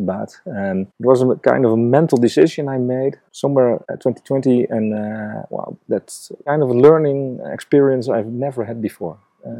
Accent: Netherlands; moved away as an adult; now in Nairobi, Kenya; I am from the Netherlands.

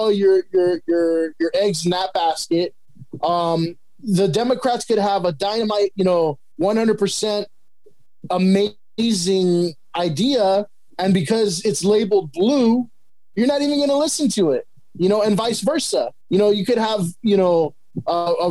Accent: El Monte, California, United States; I grew up in a Mexican community. That's what I know. You know, city of Almonte, you know, when I grew up in Almonte

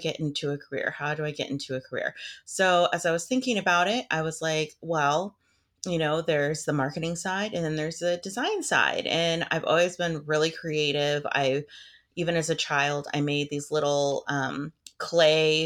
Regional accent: Kansas, United States; moved away as an adult; now in Austin, United States; I live in Austin, Texas, but I'm actually from the Midwest, from Kansas

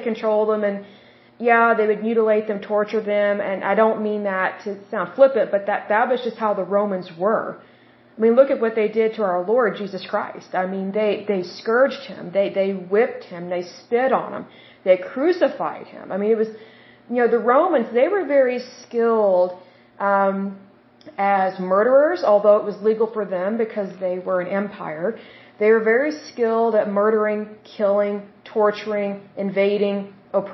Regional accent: Oklahoma, United States; accent: Oklahoma; I'm from Oklahoma.

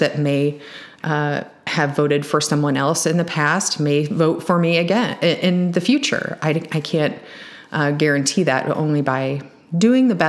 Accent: Champaign, Illinois, United States; I'm from Champaign

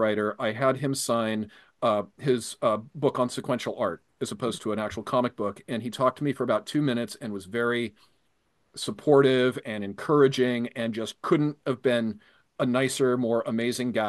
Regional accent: San Diego, California, United States; also born or lived in San Francisco Bay Area; I grew up in San Diego, California

